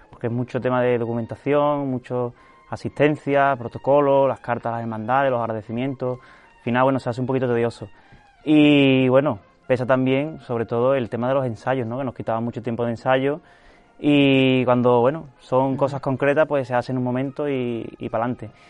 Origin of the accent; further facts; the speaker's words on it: Seville, Andalusia, Spain; Desde que nací, pues bueno, mi, mis padres, mis hermanos, pues como muchas casas sevillanas hemos tenido la tradición, ¿no?